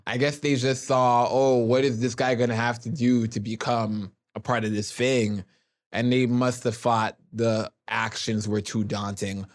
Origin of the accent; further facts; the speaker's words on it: Toronto, Ontario, Canada; Growing up in Jane and Finch, my mom kept me locked in the house